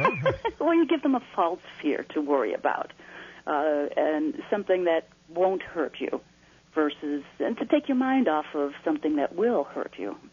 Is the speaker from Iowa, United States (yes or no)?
no; Naperville, Illinois, United States; growing up in Naperville